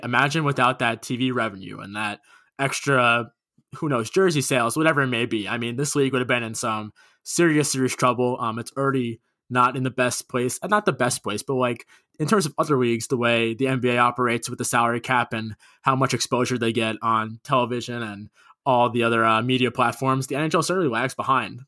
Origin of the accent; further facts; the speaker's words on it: Long Island, New York, United States; I'm from Long Island, grew up fifteen minutes from Nassau Coliseum